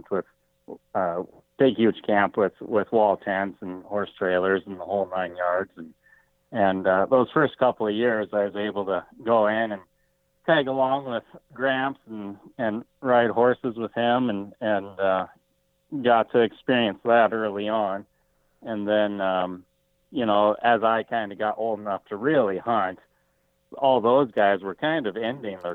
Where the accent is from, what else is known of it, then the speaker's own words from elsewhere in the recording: Colorado, United States; also born or lived in Montana; now in Billings, United States; I was born in Colorado, lived at St. Mary's Glacier, just above Idaho Springs there